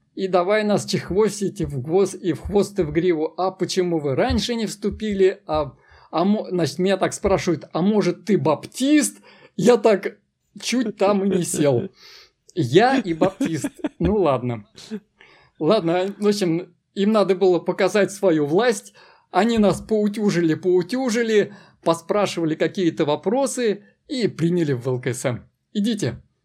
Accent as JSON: {"language": "Russian", "town": "Kazan", "region": "Tatarstan", "country": "Russia", "tie": "born or raised there", "said": "я родился в Казани, и Казань мой родной город, и это Татарстан"}